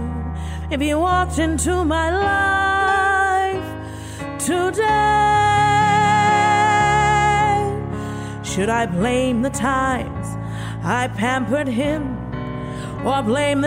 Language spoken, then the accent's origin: English; Miami, Florida, United States; moved away; I'm originally from Miami